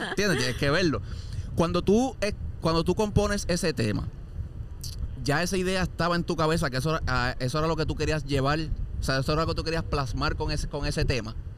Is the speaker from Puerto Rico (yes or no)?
yes; Puerto Rico; yo soy de campo también, yo vengo de un área así también